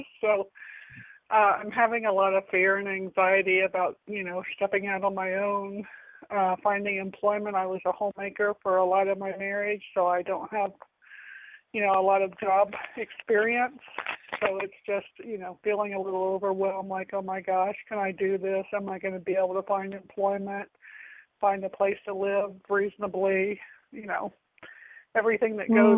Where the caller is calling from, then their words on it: Florida, United States; I'm calling from Florida.